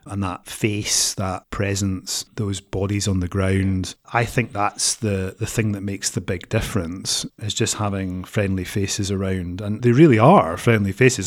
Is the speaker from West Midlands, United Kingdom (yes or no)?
no; Edinburgh, Scotland, United Kingdom; now in Aberdeen, United Kingdom; I'm originally from Edinburgh.